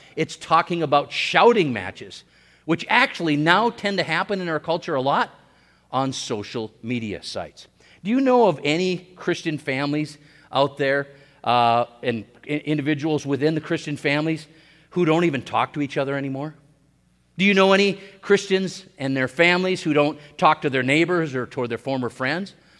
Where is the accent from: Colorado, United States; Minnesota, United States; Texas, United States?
Minnesota, United States; Hibbing; I was born in Hibbing, Minnesota, in Saint Louis County on May fourth, nineteen sixty